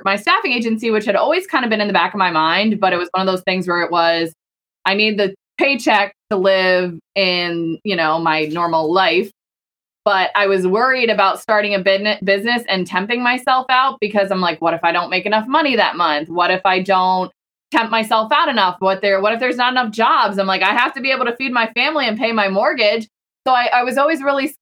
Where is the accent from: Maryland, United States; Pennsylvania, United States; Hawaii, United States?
Pennsylvania, United States; moved away as an adult; also born or lived in Virginia; I'm from Pennsylvania, but then I moved to Virginia when I met my husband and then we lived there for a while